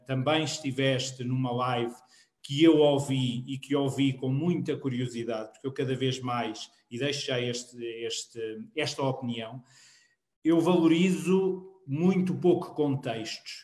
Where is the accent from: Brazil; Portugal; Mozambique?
Portugal; Queluz, Lisbon; eu sou de Queluz Montabrão